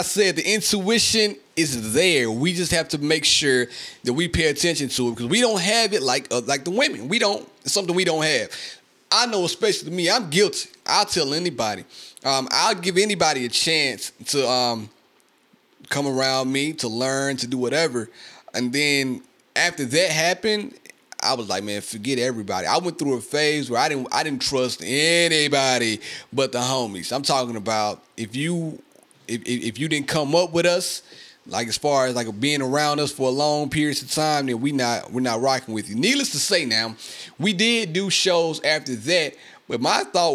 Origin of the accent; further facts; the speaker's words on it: Mississippi, United States; I love my hometown, man. I love Mississippi.